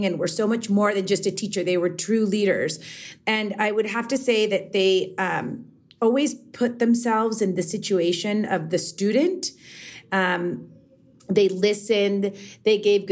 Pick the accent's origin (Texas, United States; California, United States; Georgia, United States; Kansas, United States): Texas, United States; El Paso; I grew up in El Paso, Texas